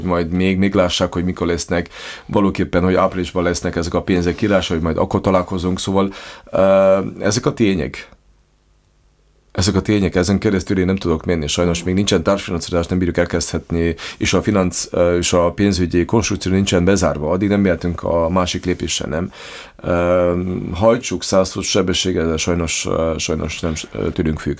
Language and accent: Hungarian; Lendava, Prekmurje, Slovenia; én is magyar vagyok, ön is magyar, és Lindván élünk